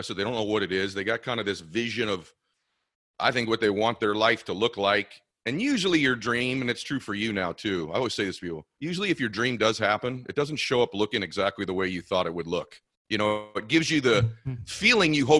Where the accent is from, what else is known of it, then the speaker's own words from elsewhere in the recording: Boston, Massachusetts, United States; now in Los Angeles, United States; we're both from Boston area